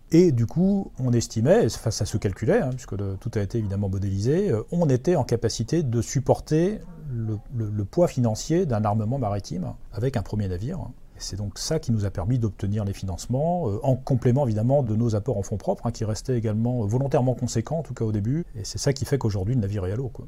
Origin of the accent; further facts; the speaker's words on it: Brittany, France; en tant que Breton